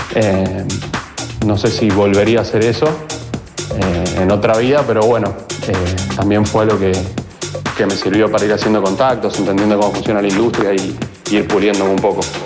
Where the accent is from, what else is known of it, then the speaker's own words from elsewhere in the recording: Zona Sur, Buenos Aires Province, Argentina; soy acá de Zona Sur, nacido en Capital, pero, pero criado acá en Zona Sur desde muy chico.